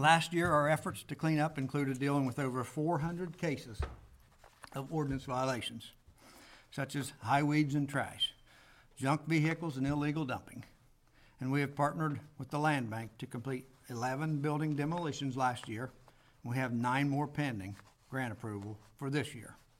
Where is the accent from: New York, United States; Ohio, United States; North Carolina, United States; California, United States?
Ohio, United States; born or raised there